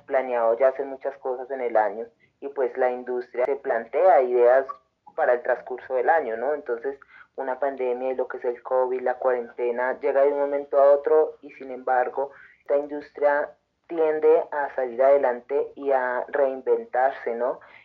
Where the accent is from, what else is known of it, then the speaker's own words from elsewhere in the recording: Antioquia, Colombia; now in Tunja, Colombia; Soy de de Antioquia, pero eh, ya hace muchos años vivo acá en Tunja